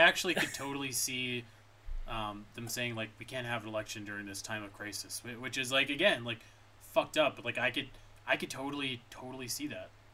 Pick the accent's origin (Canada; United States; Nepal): Canada; as a Canadian